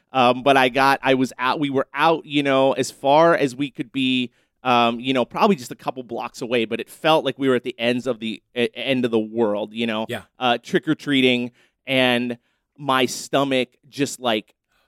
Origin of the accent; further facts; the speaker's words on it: Erie, Pennsylvania, United States; I grew up in Erie, Pennsylvania, so it was always cold around Halloween, like very cold.